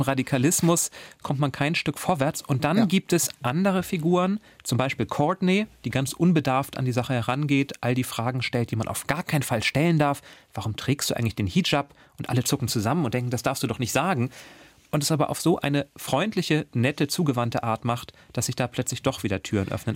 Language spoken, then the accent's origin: German; near the Baltic coast, Northern Germany, Germany; Ich bin aus Norddeutschland, ich bin in der Nähe der Ostseeküste groß geworden